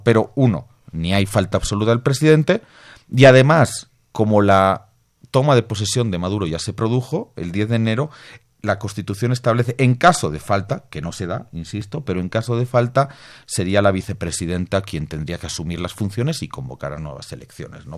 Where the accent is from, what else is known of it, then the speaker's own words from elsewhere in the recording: Bolivia; Yo vengo de Bolivia